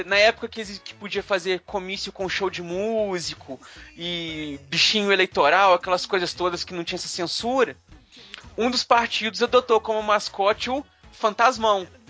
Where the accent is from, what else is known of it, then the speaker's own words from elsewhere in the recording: Carandaí, Minas Gerais, Brazil; Lá na minha cidade, lá em Carandaí, onde eu, onde eu fui criado quando eu era criança